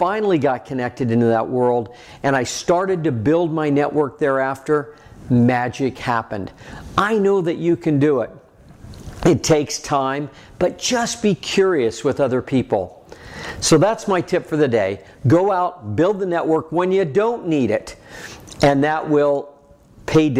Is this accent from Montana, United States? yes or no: yes; Red Lodge, Montana, United States; I was from Red Lodge, Montana